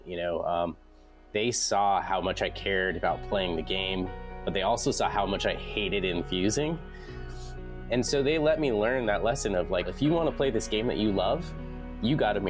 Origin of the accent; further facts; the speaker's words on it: Denver, Colorado, United States; grow up in Colorado